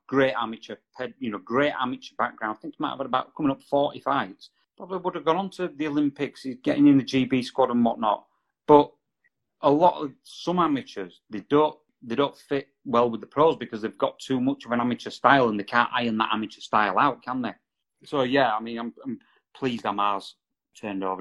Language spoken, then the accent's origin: English; Halifax, Yorkshire and the Humber, United Kingdom; now in Brighouse, United Kingdom; I was originally from Halifax